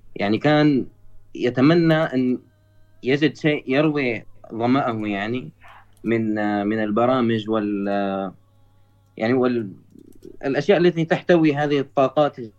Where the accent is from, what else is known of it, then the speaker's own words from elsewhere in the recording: Syria; انا من سوريا